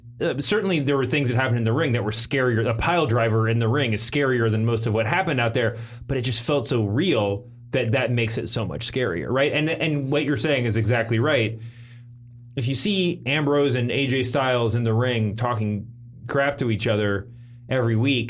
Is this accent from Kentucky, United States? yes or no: yes; Louisville, Kentucky, United States; I grew up in Louisville, Kentucky.